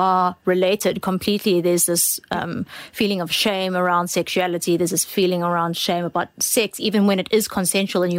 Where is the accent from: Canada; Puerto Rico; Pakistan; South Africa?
South Africa; we are both from South Africa.